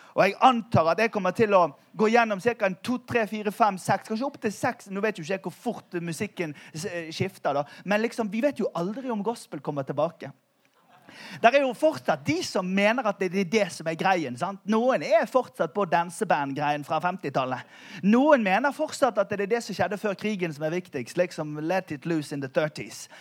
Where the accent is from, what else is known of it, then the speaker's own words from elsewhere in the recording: Bergen, Vestland, Norway; Vi er jo fra Bergen